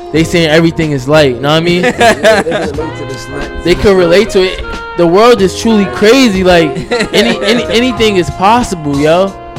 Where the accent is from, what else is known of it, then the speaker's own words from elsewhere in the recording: Newark, New Jersey, United States; the crazy part growing up in Newark.